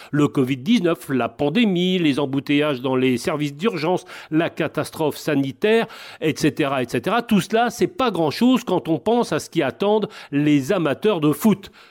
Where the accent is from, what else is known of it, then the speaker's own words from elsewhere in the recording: Normandy, France; Chez nous, en Normandie